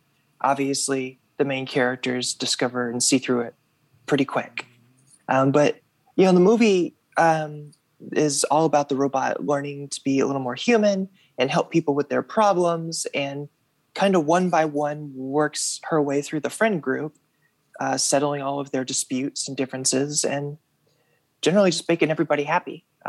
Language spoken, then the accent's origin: English; Russellville, Arkansas, United States; now in Fayetteville, United States; when I was growing up in Russellville, Arkansas, and anime films came out, we didn't get to see them.